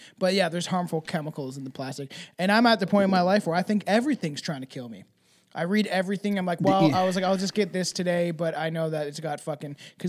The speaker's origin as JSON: {"language": "English", "country": "Canada", "said": "I'm especially Canadian today. I actually am drinking Tim Hortons"}